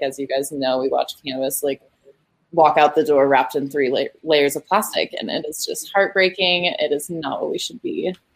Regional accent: Colorado, United States; the state of Colorado specifically, my home state that I love

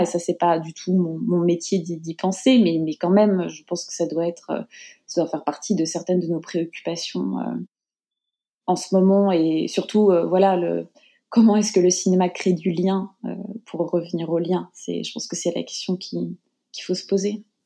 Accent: Paris, Île-de-France, France; moved away as an adult; also born or lived in Japan / United States; je suis née à Paris, dans le 13e arrondissement. J'ai grandi euh, principalement euh, à Paris

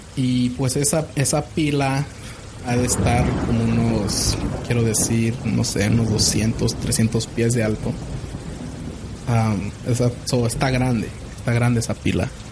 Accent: Zacatecas, Mexico; somos nosotros somos de parte de Zacatecas, las ciudades la ciudad de Zacatecas en el estado de Zacatecas

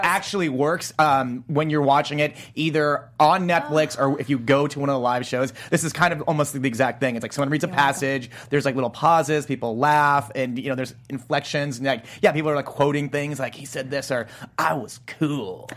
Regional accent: Nebraska, United States; growing up in Nebraska

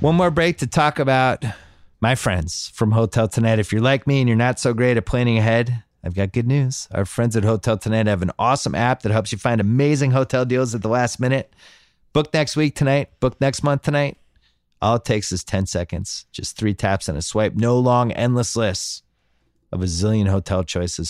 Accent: Boston, Massachusetts, United States; I'm from Boston

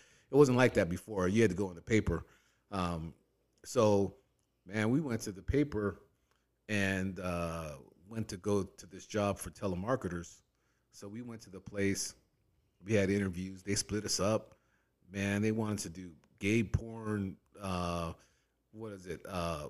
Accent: San Bernardino, California, United States; Man, when I moved out here from San Bernardino, me and my brother-in-law, we were like, man, we need to get work

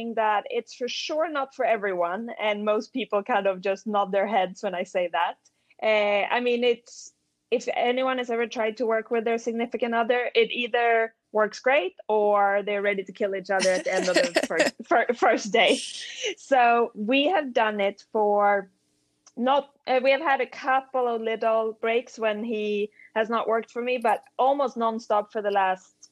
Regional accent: Sweden; moved away; I grew up in Sweden in the winter

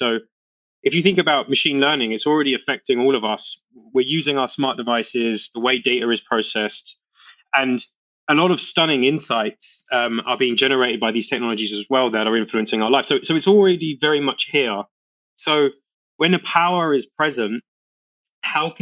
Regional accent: London, United Kingdom; where I grew up in East London

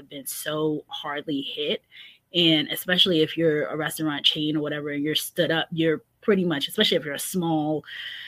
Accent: New York City, New York, United States; moved away as an adult; now in Northern Virginia, United States; growing up in New York

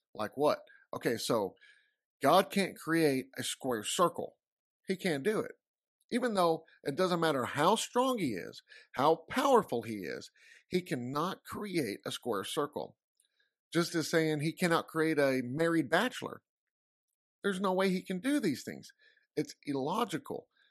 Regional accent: Texas, United States; I'm from Texas

